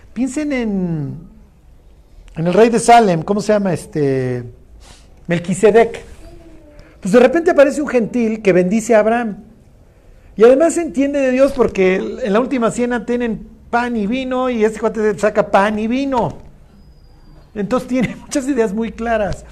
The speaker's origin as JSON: {"language": "Spanish", "country": "Mexico", "said": "todos somos más mexicanos que el mole"}